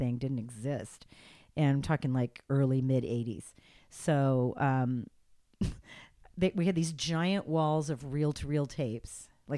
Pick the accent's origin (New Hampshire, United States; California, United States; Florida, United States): California, United States; Los Angeles; moved away; also born or lived in Ventura, California; My hometown.